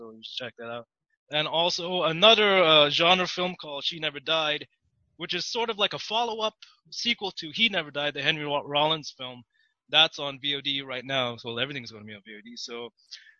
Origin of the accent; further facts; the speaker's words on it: Toronto, Ontario, Canada; I am from Toronto, Ontario, Canada